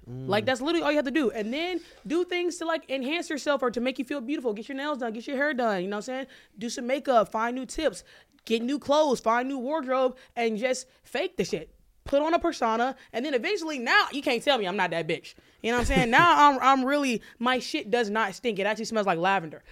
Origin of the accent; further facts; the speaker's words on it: Alabama, United States; I grew up in Alabama and I have an Alabama education